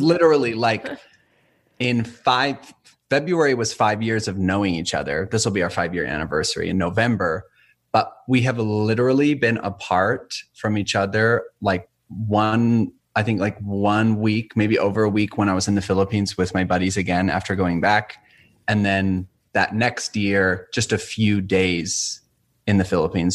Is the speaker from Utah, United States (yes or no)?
yes; St. George, Utah, United States; moved away as an adult; now in northern Utah, United States; born and raised in St. George, Utah, southern Utah